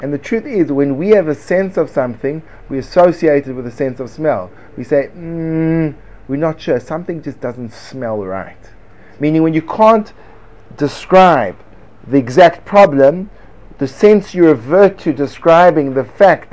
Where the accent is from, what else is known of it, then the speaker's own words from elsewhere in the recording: United States; I am an American and I say it like Americans say it.